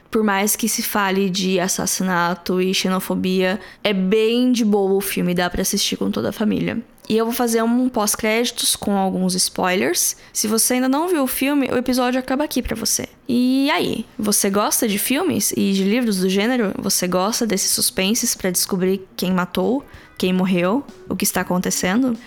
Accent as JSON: {"language": "Portuguese", "country": "Brazil", "said": "nós brasileiros"}